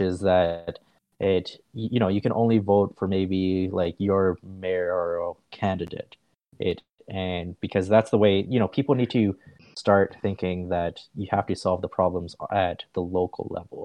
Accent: Canada; I'm Canadian

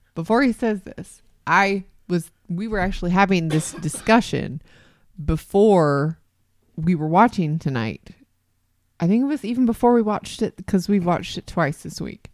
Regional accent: Canada; As a Canadian

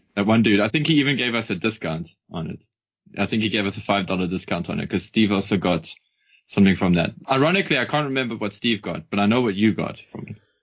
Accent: South Africa; as a South African, as a South African

